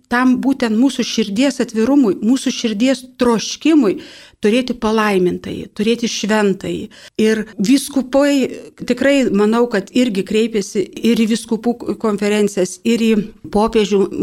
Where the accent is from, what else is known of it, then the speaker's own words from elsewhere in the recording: Lithuania; esu iš Kaišėdarių viskupijos